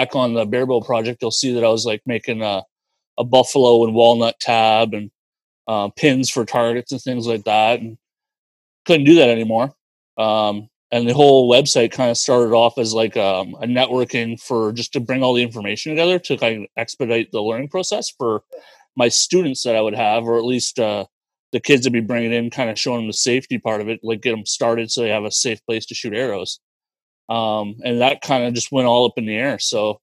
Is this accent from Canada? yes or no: yes; Cornwall, Ontario, Canada; now in Kingston, Canada; So I'm originally from Cornwall, Ontario. It's a smaller town than Kingston, unbelievably. About two hours from here